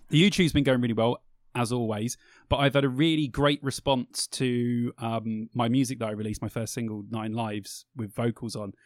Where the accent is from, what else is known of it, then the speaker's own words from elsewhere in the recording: England, United Kingdom; we're British